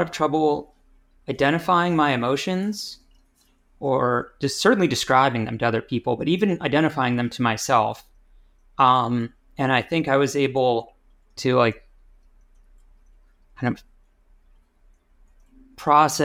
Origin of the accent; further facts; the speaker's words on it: Rochester, New York, United States; now in Pittsburgh, United States; When I was growing up, I spent most of the time at my dad's house in the suburbs of Rochester, New York, which is sort of near Buffalo